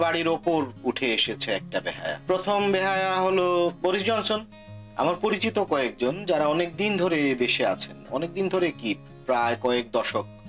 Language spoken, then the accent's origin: Bangla; Sylhet, Sylhet Division, Bangladesh; now in United Kingdom; শাহজালাল ইউনিভার্সিটির একদম পাশেই আমার বাড়ি